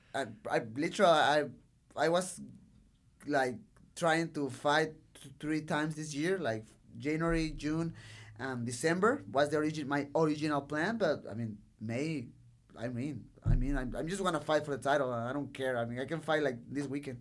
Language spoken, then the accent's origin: English; Tijuana, Baja California, Mexico; English is a second language; I love Tijuana. I love my city.